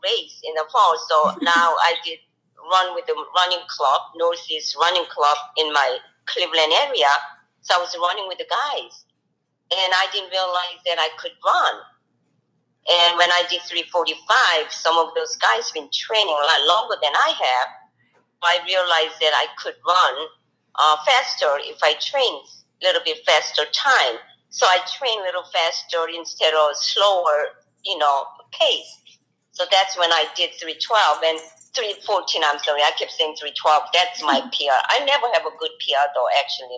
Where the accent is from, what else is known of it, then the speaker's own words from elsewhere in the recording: Seoul, South Korea; moved away; I'm from Seoul, Korea. And then I went back to visit my, home country.